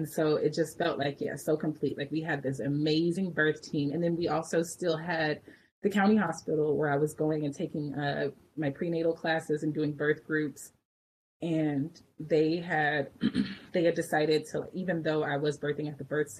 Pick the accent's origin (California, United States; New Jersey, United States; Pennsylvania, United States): California, United States; Richmond; also born or lived in Berkeley / Oakland; I grew up in Richmond and then I spent like much of my adult life in Berkeley and Oakland